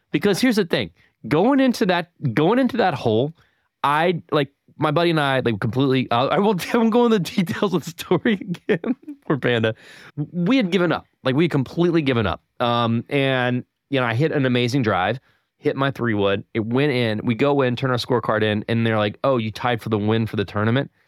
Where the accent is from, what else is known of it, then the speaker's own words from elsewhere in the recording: Winston-Salem, North Carolina, United States; now in Tampa, United States; I'm from Winston-Salem